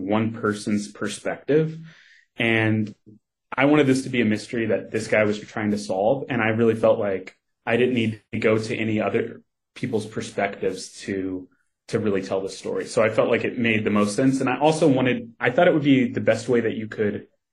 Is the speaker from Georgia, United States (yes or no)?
no; Kentucky, United States; moved away; I grew up in Kentucky